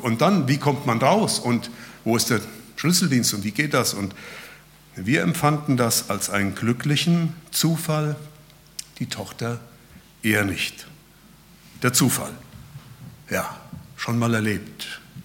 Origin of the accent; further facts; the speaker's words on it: Hesse, Germany; also born or lived in Berlin; now in Lonsingen, Germany; Ursprünglich kommen wir aus Hessen